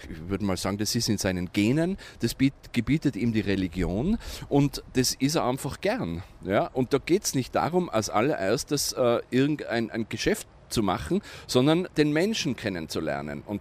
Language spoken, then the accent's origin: German; Innsbruck, Tyrol, Austria; now in Tehran, Iran; Ja, ich bin aus Innsbruck.